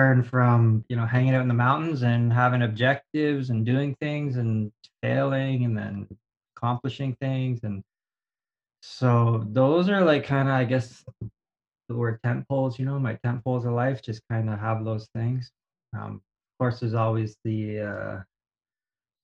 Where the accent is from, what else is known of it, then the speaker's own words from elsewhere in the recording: Canada; moved away as an adult; also born or lived in Whistler, British Columbia / Toronto; now in Japan; I'm a Canadian who's living in Japan